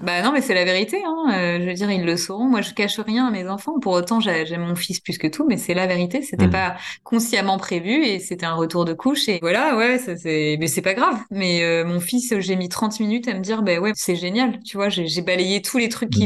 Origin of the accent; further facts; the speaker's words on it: Normandy, France; moved away as an adult; also born or lived in Burgundy; now in Dijon, France; Je suis Normandie, moi, là. Je suis Normande